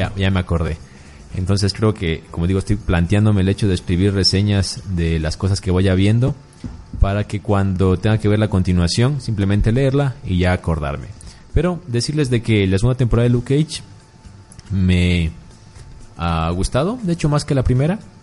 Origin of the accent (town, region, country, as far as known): Loja, Ecuador